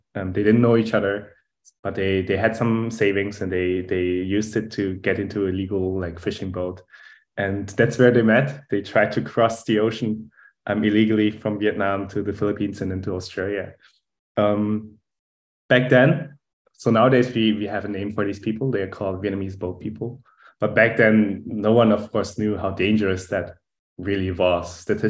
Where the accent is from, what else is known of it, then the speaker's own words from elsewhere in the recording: Germany; accent: German; English is a second language; moved away as an adult; also born or lived in Munich, Germany / Boston, United States / California, United States; now in Zurich, Switzerland; we'll explain my German accent here over the podcast